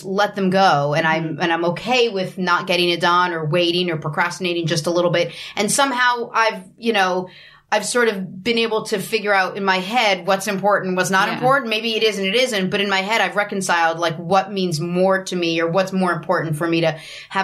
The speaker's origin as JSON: {"language": "English", "country": "Haiti", "tie": "born or raised there", "moved": "yes", "said": "I grew up out of the country. I grew up in Haiti"}